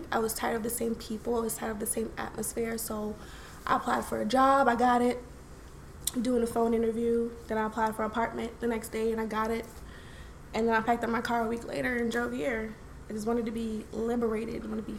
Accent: Brooklyn, New York, United States; also born or lived in Philadelphia / Tacoma / Florida; now in Texas, United States; After that, I went back to New York because Philly was slow as fuck, and I'm from Brooklyn. I left New York and I went to Washington State, Tacoma, Washington, to be exact.

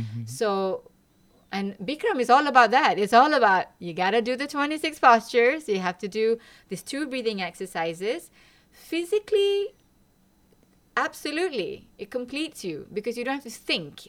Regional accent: Malaysia; moved away as an adult; now in Lund, Sweden; I am from Malaysia. I came here 20 years ago, exactly.

